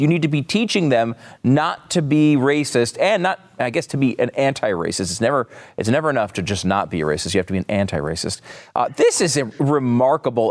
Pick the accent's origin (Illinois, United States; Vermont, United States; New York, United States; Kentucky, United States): New York, United States; now in Texas, United States; I was born in New York